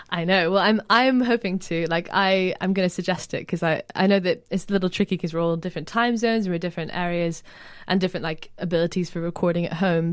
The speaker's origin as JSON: {"language": "English", "town": "Edinburgh", "region": "Scotland", "country": "United Kingdom", "tie": "born or raised there", "moved": "yes", "lives_now": "London, United Kingdom", "said": "I grew up in Edinburgh"}